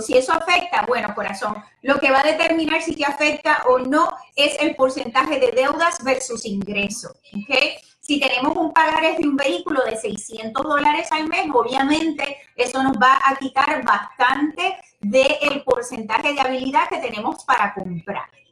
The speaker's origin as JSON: {"language": "Spanish", "country": "Puerto Rico", "moved": "yes", "said": "yo soy puertorriqueña y de pura cepa. Lo que pasa es que llevo muchos años acá"}